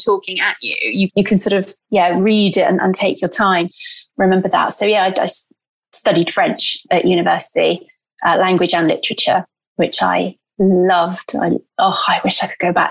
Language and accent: English; Bristol, South West England, United Kingdom; English is a second language; also born or lived in Santos, São Paulo, Brazil; I was born in Brazil and I grew up there until I was about 8 and a half in a town called Santos, which is in São Paulo, in the state of São Paulo. And I had a lovely childhood. And then when I was 8 and a half, we moved to Bristol City in England. And from then on, that's where I grew up